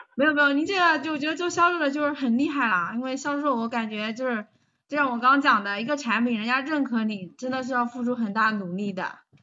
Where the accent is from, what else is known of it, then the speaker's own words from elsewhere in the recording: Taizhou, Jiangsu, China; 我来自江苏泰州